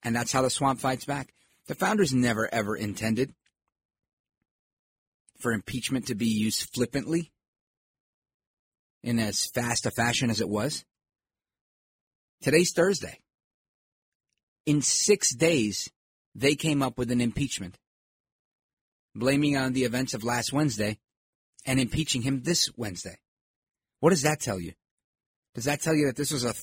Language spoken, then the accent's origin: English; New York City, New York, United States; I grew up here in New York City, Brooklyn, New York